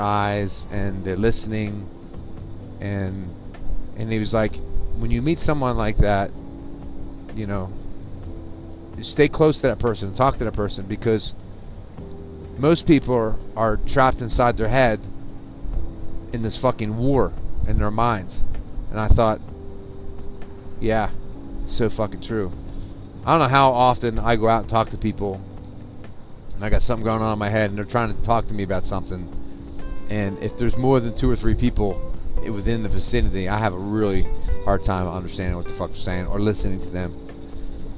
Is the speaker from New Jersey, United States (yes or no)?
yes; New Jersey, United States; growing up in New Jersey